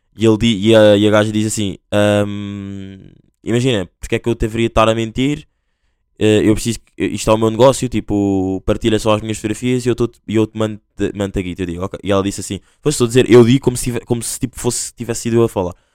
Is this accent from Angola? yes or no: yes; Angola; accent: Angolan; now in Portugal; eu sou angolano, vou dar o meu exemplo. Sou angolano, mas tipo, ah, às vezes tenho um bocado de vergonha de falar tipo, com o sotaque e tudo mais